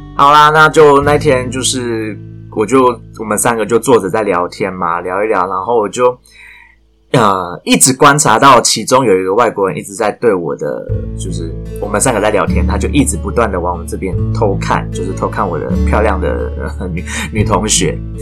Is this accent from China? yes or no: no; Taiwan; 在台湾土生土长的